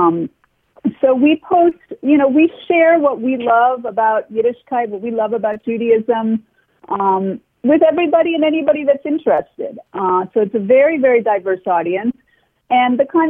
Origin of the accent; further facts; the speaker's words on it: New York, United States; I'm from New York, and the world I grew up in, almost everybody I knew was Jewish